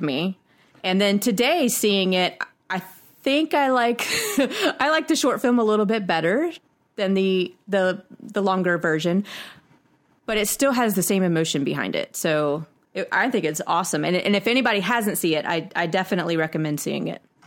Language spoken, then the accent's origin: English; United States; We're from United States